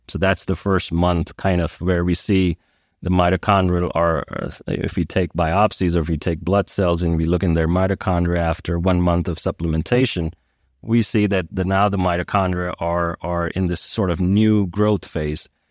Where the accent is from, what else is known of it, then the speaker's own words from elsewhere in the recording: India; also born or lived in United States; now in Switzerland; I grew up in India